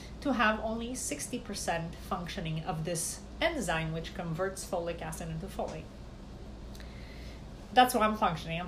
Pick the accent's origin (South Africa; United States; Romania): Romania; moved away; growing up in Romania